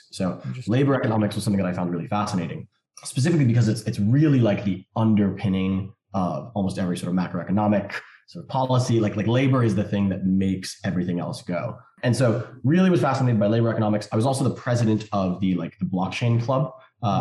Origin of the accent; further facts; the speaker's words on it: New York City, New York, United States; I grew up in New York City